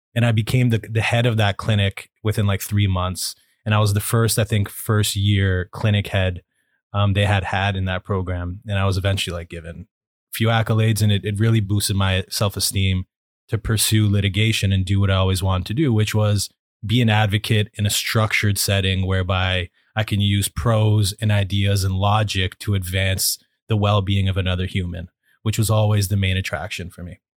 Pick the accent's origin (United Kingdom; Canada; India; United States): Canada; Toronto, Ontario; moved away as an adult; now in Vancouver, Canada; I was born and raised in Toronto, Ontario, Canada